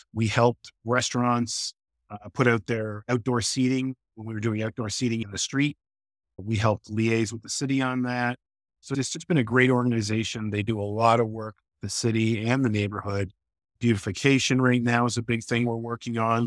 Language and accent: English; Toronto, Ontario, Canada; moved away as an adult; also born or lived in New York; now in Boston, United States; I grew up middle, lower middle class in Canada